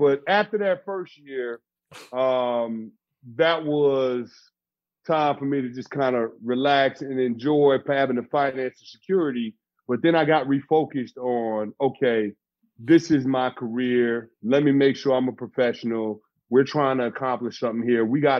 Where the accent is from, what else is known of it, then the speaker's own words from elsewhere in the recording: New York, United States; moved away; I'm from New York. I was born in New York.